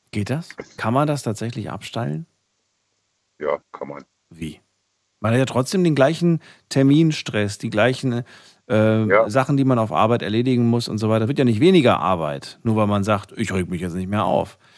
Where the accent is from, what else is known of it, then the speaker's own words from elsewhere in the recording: Müllrose, Brandenburg, Germany; Ach, ich komme aus Müllrose.